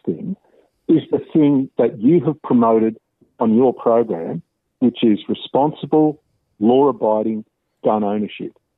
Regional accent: Wollongong, New South Wales, Australia; also born or lived in Sydney; I was born in Sydney in 1962, and I was adopted at birth. I grew up in Wollongong.

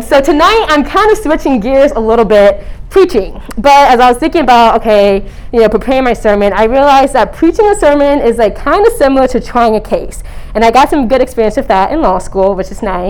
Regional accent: Northern Virginia, United States; moved away as an adult; also born or lived in Charlottesville, Virginia; now in Baltimore, United States; I grew up in Nova, 703

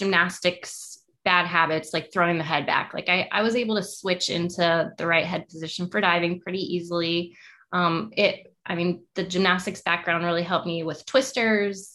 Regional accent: Bloomington, Indiana, United States; moved away; I grew up in Bloomington, Indiana, which is where IU is

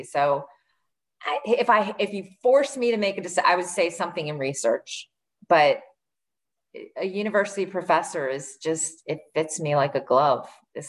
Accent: Maryland, United States; In Maryland.

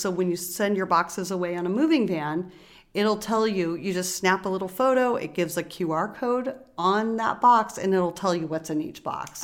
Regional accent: Alaska, United States; also born or lived in Bay Area, California; now in Oakland, United States; I grew up in Alaska

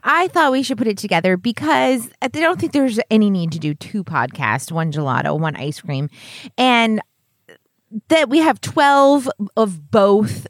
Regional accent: New Hampshire, United States; we're from New Hampshire.

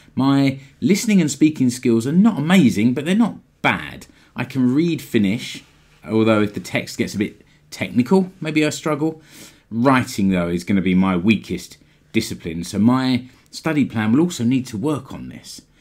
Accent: United Kingdom; moved away as an adult; now in Finland; As a Brit, I had the freedom to move to Finland as an E U citizen

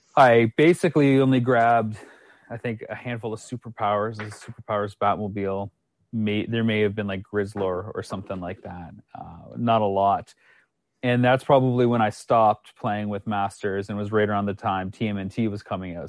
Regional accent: Canada; moved away as an adult; also born or lived in United States; I hail from Canada.

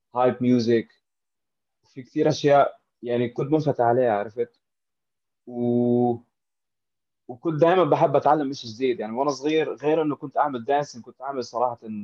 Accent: Amman, Amman Governorate, Jordan; now in Dubai, United Arab Emirates; انا من عمان من الاردن

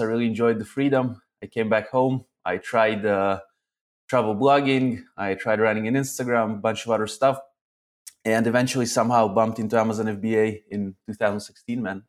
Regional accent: Arad, Southern District, Israel; also born or lived in Zaporizhzhia, Ukraine; then I moved to Israel to a town town called Arad.

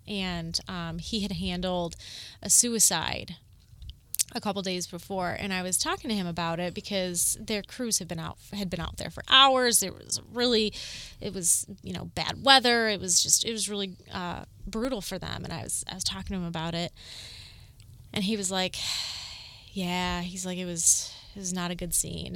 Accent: Corduroy Road, Ohio, United States; I grew up on Corduroy Road

